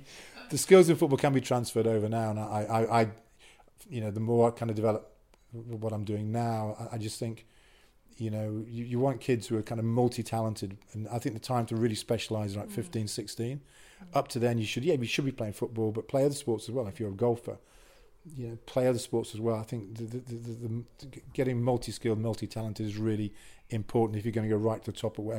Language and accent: English; Wales, United Kingdom; Wasn't even picked in the squad because one, I was from North Wales, I think, and two, most important, I was English, so I'm not picked.